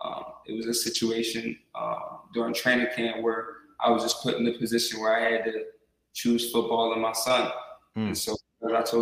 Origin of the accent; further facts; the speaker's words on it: Delaware, United States; I come from the MEAC, so I'm from Delaware, and I come from a little different environment as far as game day goes